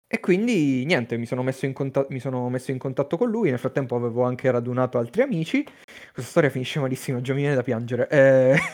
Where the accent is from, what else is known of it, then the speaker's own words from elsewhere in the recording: Teramo, Abruzzo, Italy; moved away; also born or lived in Padua; anch'io sono di Teramo come Domenico, abbiamo fatto il liceo insieme